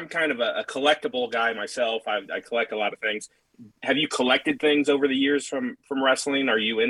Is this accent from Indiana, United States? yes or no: no; St. Joseph, Illinois, United States; I'm from right around where these guys are from, near Champaign, Illinois. St. Joseph, Illinois, to be exact.